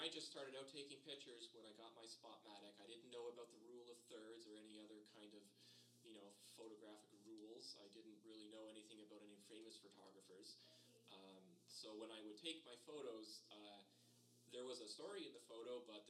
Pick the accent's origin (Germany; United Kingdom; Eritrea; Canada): Canada; Acton, Ontario; moved away as an adult; also born or lived in Milton, Ontario; now in Estevan, Canada; I grew up in Acton, and after the 1987 recession, the last of the industrial employers had left the town